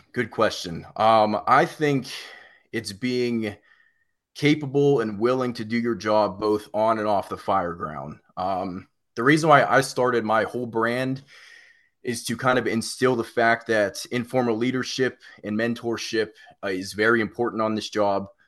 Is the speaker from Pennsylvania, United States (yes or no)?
yes; Pittsburgh, Pennsylvania, United States; now in South Carolina, United States; I'm originally from Pittsburgh